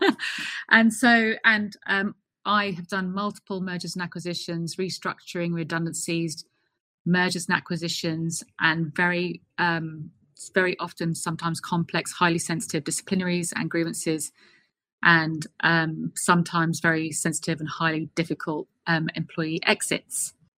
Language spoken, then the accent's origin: English; London, United Kingdom; moved away as an adult; also born or lived in Colorado, United States / Washington, D.C., United States; I'm a Brit born and raised. I was raised in Clapham's in South London.